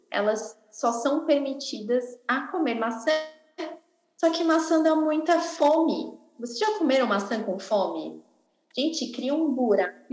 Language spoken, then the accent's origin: Portuguese; Criciúma, Santa Catarina, Brazil; tenho 28 anos, sou de Criciúma, Santa Catarina, desde sempre nascida, criada, vivida em Criciúma.